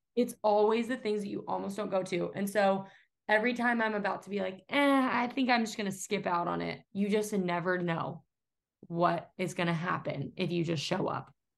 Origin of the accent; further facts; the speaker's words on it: Atlanta, Georgia, United States; moved away; I'm from Atlanta